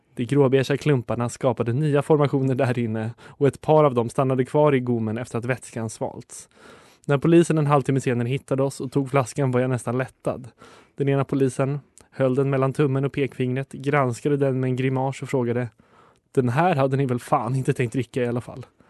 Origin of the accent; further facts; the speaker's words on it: Stockholm, Stockholm County, Sweden; som stockholmare